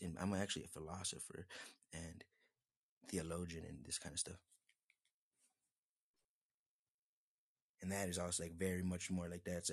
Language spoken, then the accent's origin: English; United States; I'm American